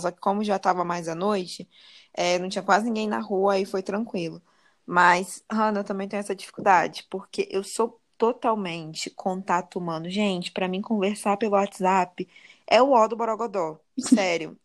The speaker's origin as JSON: {"language": "Portuguese", "country": "Brazil", "said": "como brasileiras"}